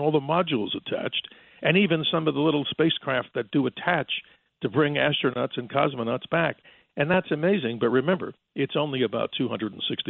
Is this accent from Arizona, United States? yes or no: yes; Arizona, United States; right here in my home state of Arizona. The alleged meteor crater that's up there just to the right of Flagstaff, Arizona.